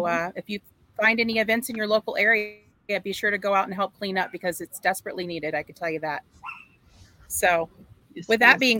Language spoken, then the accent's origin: English; United States; yeah, I grew up in Marion County and then in Citrus County.